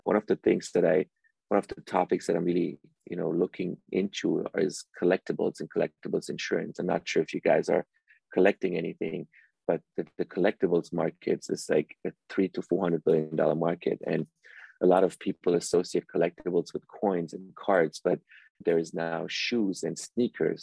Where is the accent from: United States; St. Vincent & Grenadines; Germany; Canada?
Germany; also born or lived in Iran; I actually was born in Iran and my parents, you know, immigrated to Germany when I was very little. So I grew up in Europe and Germany for most of my life